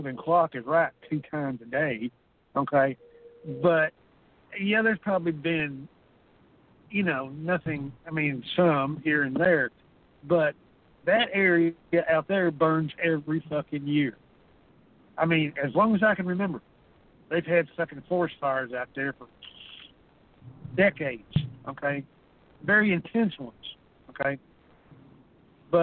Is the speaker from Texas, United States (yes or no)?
yes; Texas, United States; I'm native Texan, I've lived here my entire life